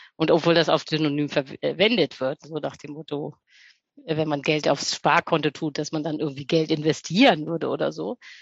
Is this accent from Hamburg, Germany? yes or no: yes; Hamburg, Germany; moved away as an adult; now in Berlin, Germany; ich komme eigentlich ursprünglich aus Hamburg, lebe jetzt aber in Berlin